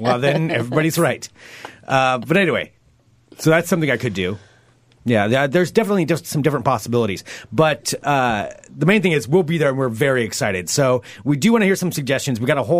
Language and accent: English; Oregon, United States; I know I'm from Oregon